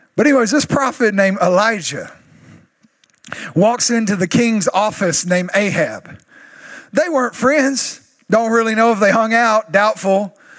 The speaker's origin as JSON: {"language": "English", "region": "East Texas", "country": "United States", "said": "I'm still from East Texas"}